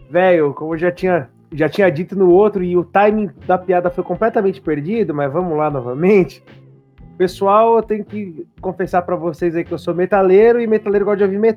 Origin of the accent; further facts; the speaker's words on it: Guarulhos, São Paulo, Brazil; eu sou de Guarulhos, né? Para quem, pra quem não sabe, Guarulhos fica na Grande São Paulo.